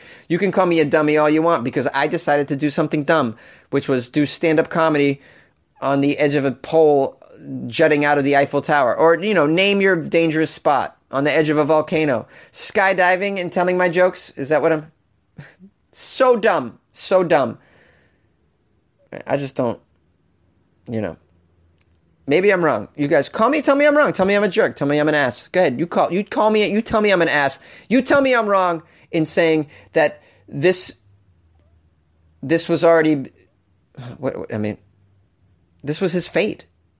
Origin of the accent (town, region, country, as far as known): Canada